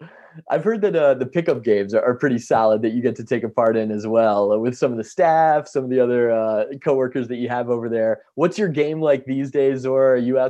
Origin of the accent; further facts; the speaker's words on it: Maryland, United States; I actually grew up in Maryland between Baltimore and DC. So that's my home turf.